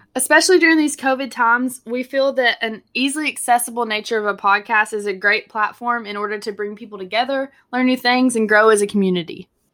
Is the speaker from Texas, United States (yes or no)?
yes; Texas, United States; I was born and raised in Texas